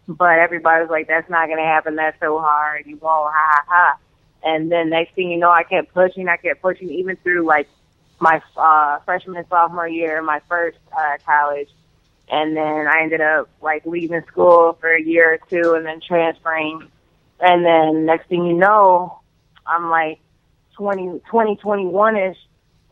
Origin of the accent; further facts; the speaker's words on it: Evanston, Illinois, United States; also born or lived in Chicago, Illinois; I grew up there for, like, 3, 4, 5 years, and then I moved to Evanston